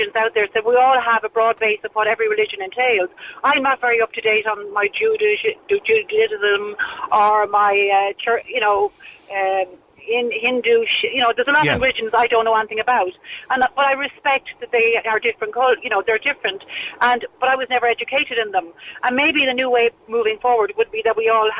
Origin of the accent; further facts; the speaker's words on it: Ireland; we are Irish. This is part of our tradition